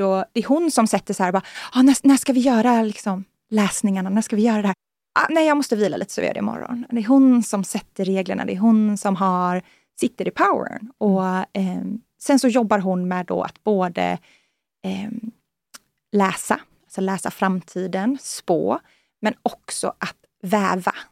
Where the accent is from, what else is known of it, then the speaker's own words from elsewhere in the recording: Sweden; moved away as an adult; also born or lived in San Francisco, United States; Jag kommer ju från, från Norden, jag kommer ju från liksom, Europa